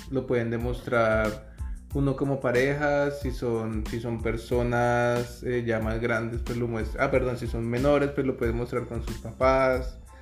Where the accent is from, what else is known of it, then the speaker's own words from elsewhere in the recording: Bogotá, Colombia; moved away as an adult; now in Canada; Somos de Bogotá, Colombia